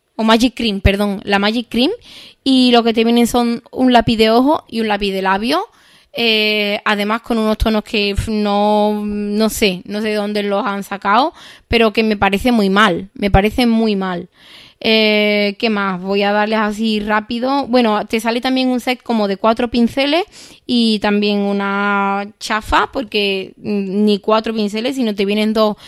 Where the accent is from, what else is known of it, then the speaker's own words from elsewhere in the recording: Seville, Andalusia, Spain; soy de Sevilla